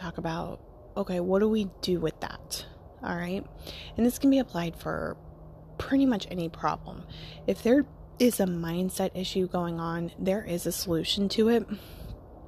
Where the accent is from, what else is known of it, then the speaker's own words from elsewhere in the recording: United States; I'm American